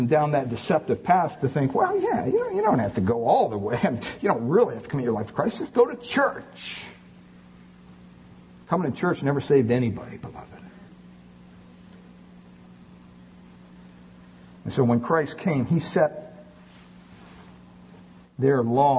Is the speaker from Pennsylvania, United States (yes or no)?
yes; Montoursville, Pennsylvania, United States; They still have masses in my hometown parish there of Montoursville, Pennsylvania